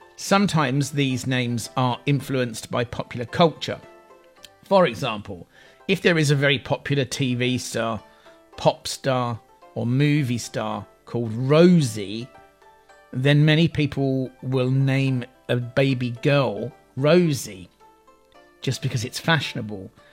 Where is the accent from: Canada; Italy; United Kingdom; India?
United Kingdom; England; I'm English